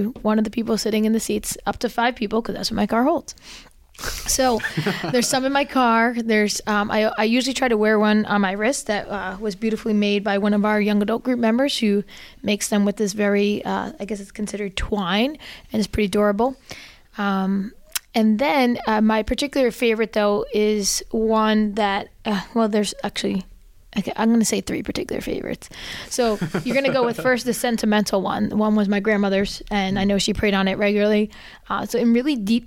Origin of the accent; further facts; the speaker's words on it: New Jersey, United States; now in South Jersey, United States; I'm originally from North Jersey, Archdiocese of Newark